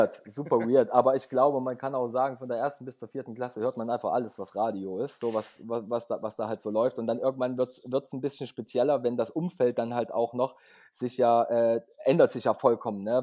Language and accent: German; Leipzig, Saxony, Germany; Ich komme aus Leipzig, bin auch geboren in Leipzig.